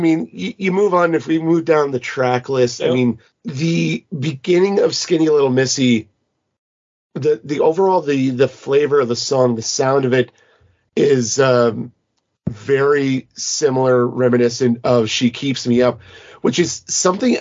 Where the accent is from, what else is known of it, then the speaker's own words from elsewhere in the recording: Canada; I'm from Canada